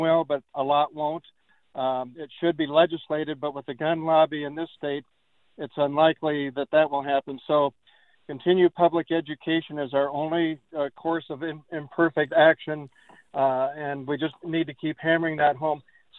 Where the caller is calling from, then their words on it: Sac City, Iowa, United States; I'm joining you from Sac City